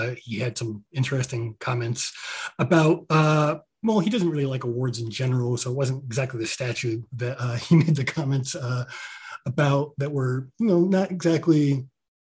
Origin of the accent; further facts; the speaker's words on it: Eastern Connecticut, United States; I grew up in Eastern Connecticut